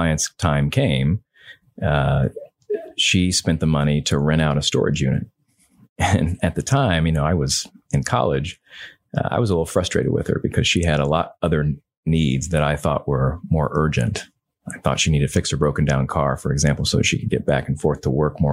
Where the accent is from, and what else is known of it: Indiana, United States; born or raised there; moved away as an adult; also born or lived in California / Massachusetts / Texas